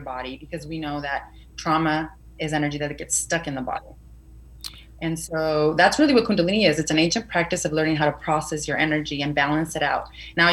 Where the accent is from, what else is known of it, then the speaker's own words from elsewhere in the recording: Mexico; I was born in Mexico, but there's still some Spaniard blood in me